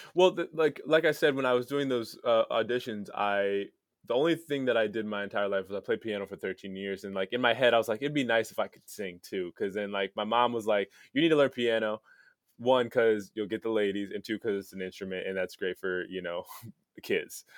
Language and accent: English; United States; moved away; also born or lived in Palos Verdes, California / Saint Charles, Illinois; I grew up in, uh, Palos Verdes